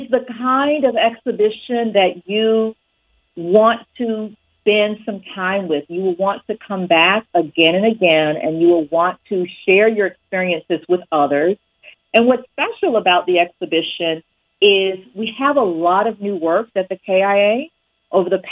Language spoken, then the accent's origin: English; Winston-Salem, North Carolina, United States; moved away as an adult; also born or lived in New Haven, Connecticut; now in Kalamazoo, United States; I was born in Winston-Salem, North Carolina, and I grew up there